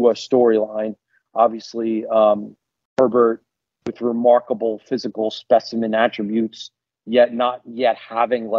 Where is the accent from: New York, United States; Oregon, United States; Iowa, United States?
New York, United States; New York City; I grew up in Queens, New York